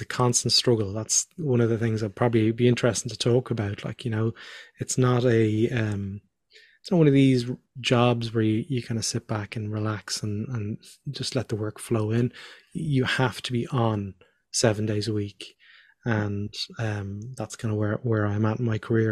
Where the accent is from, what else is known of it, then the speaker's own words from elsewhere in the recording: Dublin, Leinster, Ireland; also born or lived in Northern Ireland / Australia; we moved down to Dublin